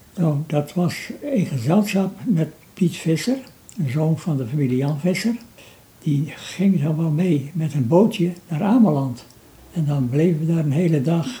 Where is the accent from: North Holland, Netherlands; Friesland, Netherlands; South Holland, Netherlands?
Friesland, Netherlands; Workum; ik geboren ben in Workum. En de landerij van de boerderij waar ik woonde, die grenzen aan de Zuiderzeedijk.